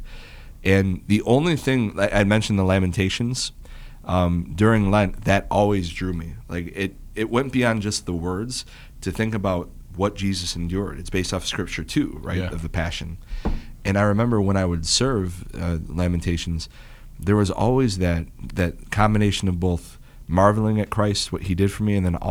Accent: Roseville, United States; I grew up in Roseville

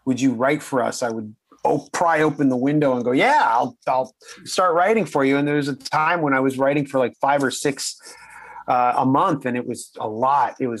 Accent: Canada; we're all Canadian

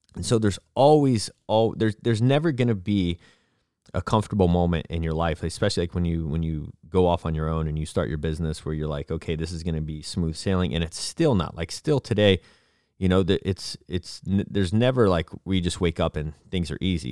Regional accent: Florida, United States; moved away; also born or lived in Abilene, Texas / Dallas, Texas / Portland / California; I grew up in Florida

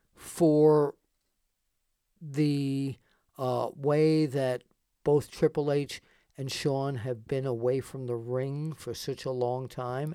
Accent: New York, United States; now in Pennsylvania, United States; we moved here from New York

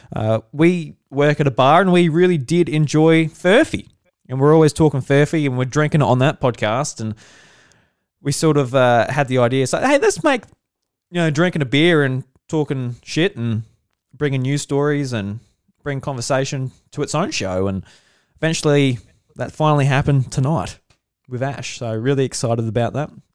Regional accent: South Australia, Australia; I'm from South Australia and I'm a farmer with my, uh, my dad and my mum

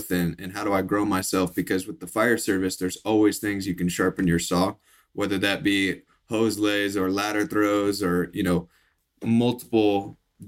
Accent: Midwest, United States; I came from the Midwest, grew up in the Midwest, oldest of five

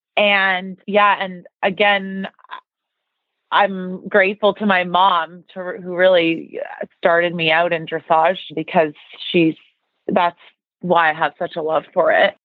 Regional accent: Toronto, Ontario, Canada; moved away as an adult; I grew up in Toronto, Canada

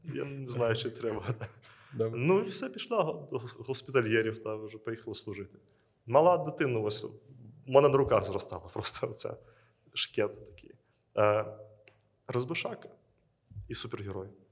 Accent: Belarus; now in Ukraine; Я є родом з Білорусі

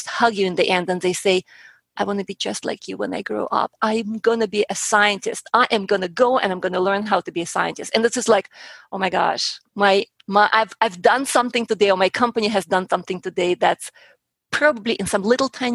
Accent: Russia; moved away as an adult; also born or lived in Colorado; now in Houston, United States; I was growing up in Russia. I was about 10 years old.

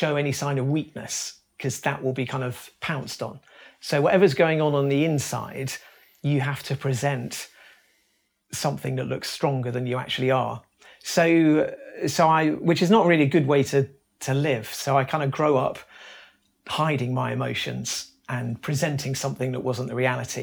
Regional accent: Brighton, South East England, United Kingdom; also born or lived in Leicester; I grew up in just outside Brighton. I was born in Leicester

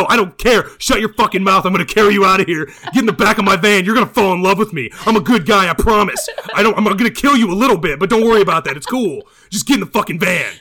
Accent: Midwest, United States; now in California, United States; I'm from the Midwest

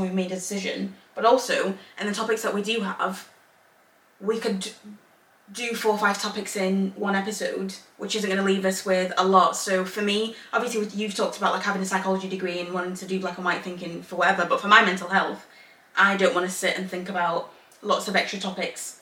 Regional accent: England, United Kingdom; born or raised there; also born or lived in Zambia / Northern Ireland; now in Belfast, United Kingdom

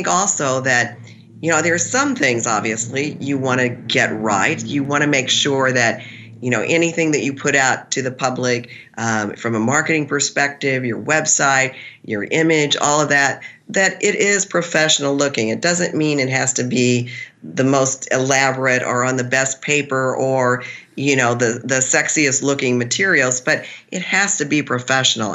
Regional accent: Missouri, United States; I'm from Missouri

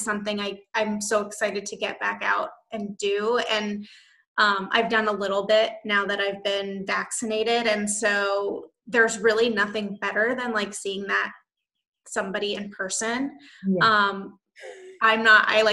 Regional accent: United States; also born or lived in Los Angeles; I'm so American

